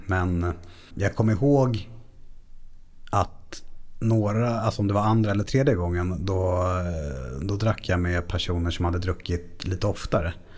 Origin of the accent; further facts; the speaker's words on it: Stockholm, Stockholm County, Sweden; uppvuxen i, i Bromma, utanför Stockholm